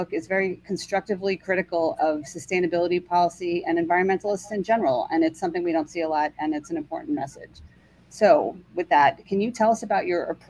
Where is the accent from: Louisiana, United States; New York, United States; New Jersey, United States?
New York, United States; New York City; I grew up in and around New York City